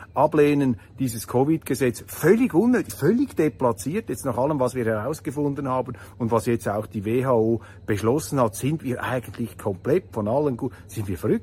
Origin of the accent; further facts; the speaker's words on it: Switzerland; dass ich als Schweizer auf die Welt gekommen bin